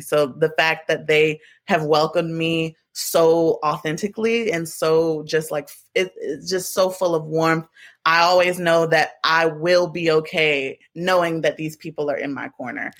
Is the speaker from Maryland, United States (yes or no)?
yes; Baltimore, Maryland, United States; moved away; also born or lived in New York; I'm from Baltimore, both of my parents are from uptown New York